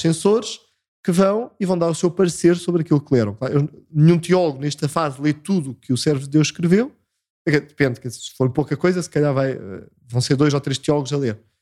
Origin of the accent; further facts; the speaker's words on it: Belas, Lisbon, Portugal; moved away as an adult; now in Óbidos, Portugal; sou natural de Belas, uh, no Conselho de Sintra.